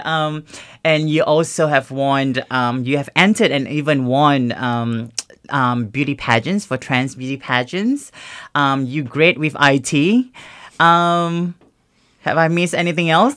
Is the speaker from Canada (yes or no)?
no; Singapore; now in Australia; growing up in Singapore